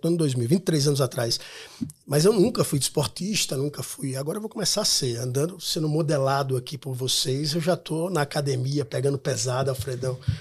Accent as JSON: {"language": "Portuguese", "town": "Maceió", "region": "Alagoas", "country": "Brazil", "said": "Eu sou de Maceió, né? Uma cidade pequena, um estado pequeno"}